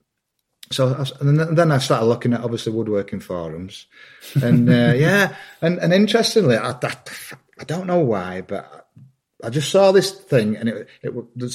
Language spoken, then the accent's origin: English; Wakefield, Yorkshire and the Humber, United Kingdom; I'm from Wakefield, West Yorkshire. So I'm like the third generation coal miner